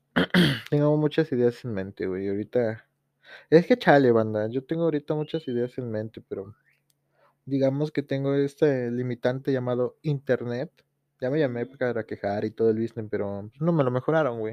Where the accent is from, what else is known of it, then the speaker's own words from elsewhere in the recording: Tepoztlán, Morelos, Mexico; saludos desde este pinche pueblo llamado Tepoztlán